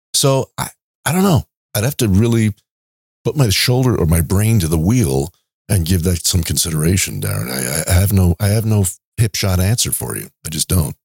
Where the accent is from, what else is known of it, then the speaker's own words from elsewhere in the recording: New York City, New York, United States; he's from my hometown, Queens, and we have, even went to the same high school